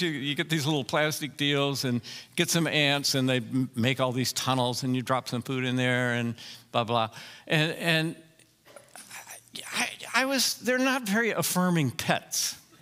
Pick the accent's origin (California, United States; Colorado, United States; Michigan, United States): Colorado, United States; also born or lived in Chicago, Illinois; I'm from Colorado